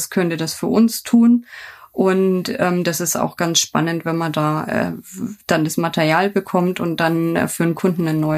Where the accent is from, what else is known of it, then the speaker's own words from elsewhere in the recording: Bayreuth, Bavaria, Germany; Ja, und ich darf jetzt als gebürtige Bayreutterin und weiterhin, also Firma ist in Lichtenfels, einfach für Oberfranken sprechen